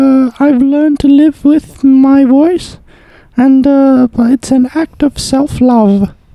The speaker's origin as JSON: {"language": "English", "region": "London", "country": "United Kingdom", "said": "I'm actually from London, you see. This is what I sound like."}